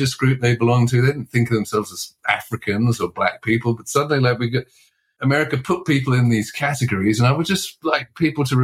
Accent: London, United Kingdom; moved away as an adult; now in United States; I grew up in London, in a kind of multiracial part of London

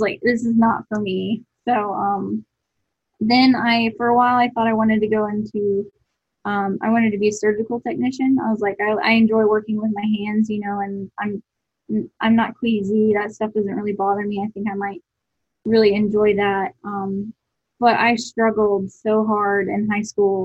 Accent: Buford, Georgia, United States; also born or lived in Lawrenceville, Georgia; I grew up in Buford, Georgia.

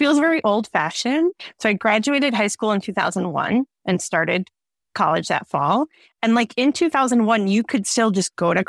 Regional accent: Kalamazoo, Michigan, United States; moved away as an adult; now in Detroit, United States; I grew up in and around Kalamazoo.

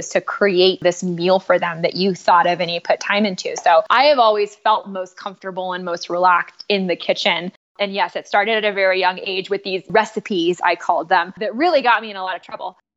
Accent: California, United States; I'm from California

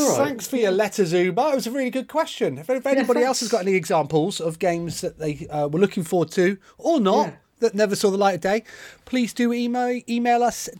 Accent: Bournemouth, South West England, United Kingdom; I grew up in Bournemouth

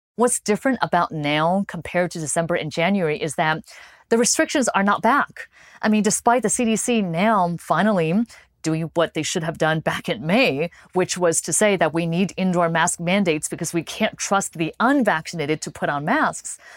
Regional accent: California, United States; moved away; I grew up in California

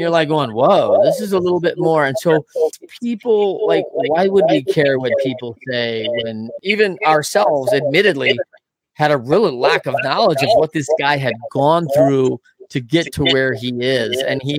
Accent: Battle Creek, Michigan, United States; now in Grand Rapids, United States; I grew up in Battle Creek, Michigan, and live in Grand Rapids.

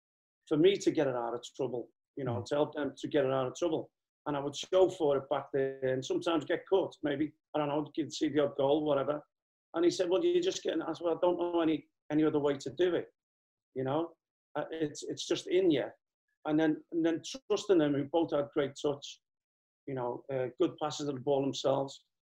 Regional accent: Liverpool, North West England, United Kingdom; I mean, Alvin, with me being a Scouser, obviously helped.

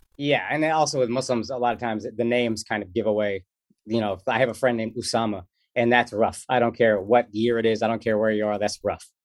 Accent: Dallas, Texas, United States; moved away; I grew up in Texas

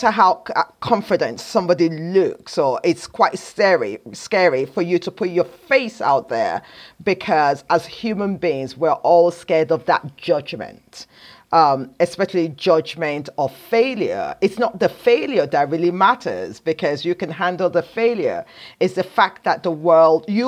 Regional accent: Nigeria; I'm a Nigerian woman

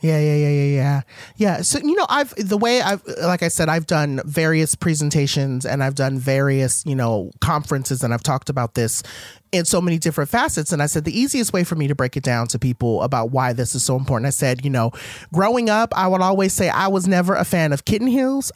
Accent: Compton, California, United States; I was raised in Compton

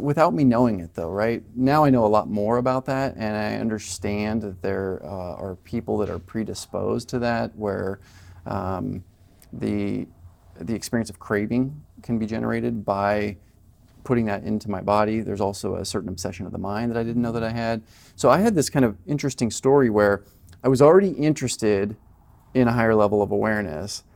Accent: Colorado, United States; moved away as an adult; also born or lived in Southern California; I moved from Colorado, where I was raised, to Southern California

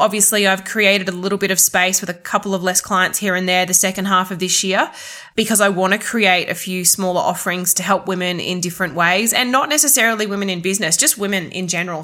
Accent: southeast Queensland, Australia; in southeast queensland especially in my hometown

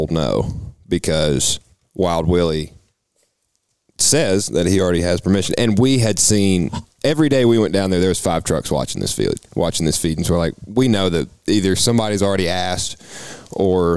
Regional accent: Tennessee, United States; We're from Tennessee

